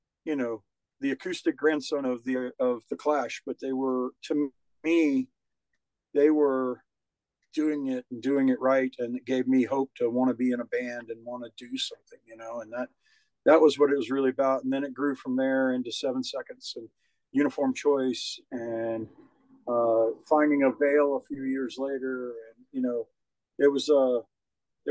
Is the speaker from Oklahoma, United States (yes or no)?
no; Savannah, Georgia, United States; moved away as an adult; also born or lived in Nashville, Tennessee / Atlanta, Georgia; I grew up in Savannah, Georgia